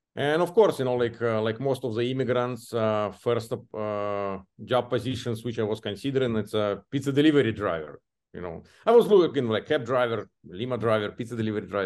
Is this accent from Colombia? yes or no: no; Belarus; English is a second language; moved away as an adult; now in United States; my home country, Belarus